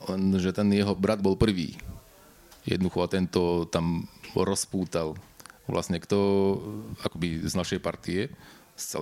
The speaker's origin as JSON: {"language": "Slovak", "country": "Slovakia", "said": "ja som z Nového sadu hej a tam bola, v podstate dodnes je komunita Rómov, ktorí mastia na gitare po večeroch luxusne."}